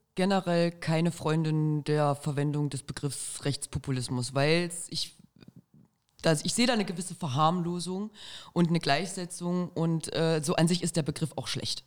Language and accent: German; Arnstadt, Thuringia, Germany; ich komme ja aus Arnstadt, schöne kleine Stadt in Thüringen